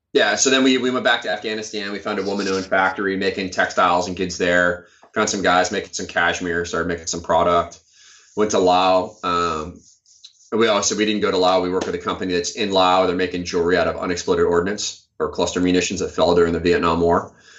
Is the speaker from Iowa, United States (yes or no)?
yes; Iowa, United States; moved away as an adult; I'm from Iowa originally